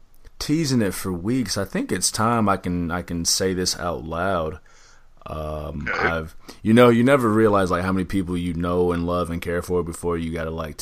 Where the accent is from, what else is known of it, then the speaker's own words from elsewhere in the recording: Central Time Zone, United States; I'm born and raised in Central Standard Time, so I'm actually kind of excited to get back on Central Time.